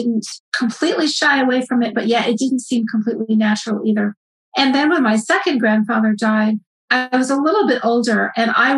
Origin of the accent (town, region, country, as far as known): United States; also born or lived in West Africa / Kenya